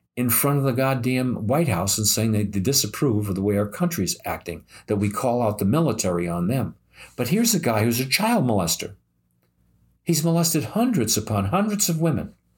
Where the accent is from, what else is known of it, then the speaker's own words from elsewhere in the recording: United States; I'm American